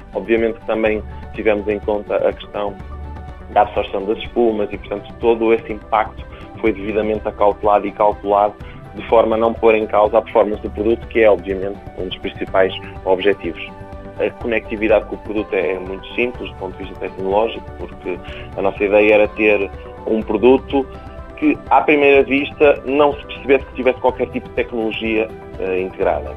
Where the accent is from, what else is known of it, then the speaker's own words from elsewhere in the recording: Paços de Ferreira, Norte, Portugal; eu sou de Passos Ferreira e, portanto, tenho família que trabalha na área.